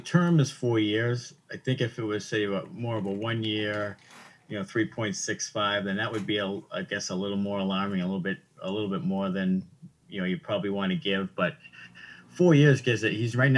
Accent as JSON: {"language": "English", "town": "Waltham", "region": "Massachusetts", "country": "United States", "said": "I'm from Waltham. It's a big hockey, you know, town."}